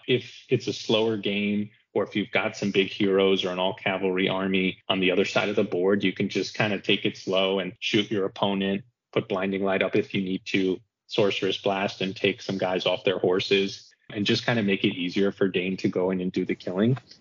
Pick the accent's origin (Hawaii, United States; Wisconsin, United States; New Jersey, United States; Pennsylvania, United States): New Jersey, United States; I'm from the United States, from New Jersey.